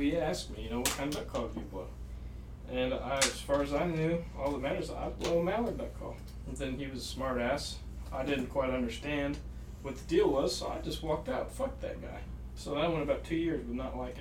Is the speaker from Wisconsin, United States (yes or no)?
yes; Wisconsin, United States; also born or lived in southeastern Oklahoma; now in Oklahoma, United States; right now we're all living in southeastern Oklahoma. I'm from Wisconsin. I moved here in 2014